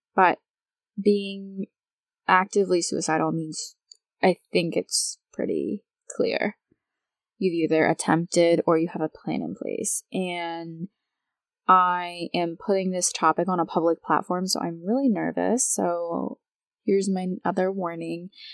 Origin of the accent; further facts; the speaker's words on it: United States; I am American